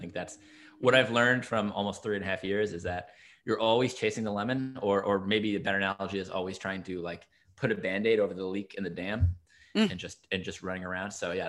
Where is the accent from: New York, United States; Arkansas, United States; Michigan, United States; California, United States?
New York, United States; I'm from New York originally, so it's not quite New England, but close enough.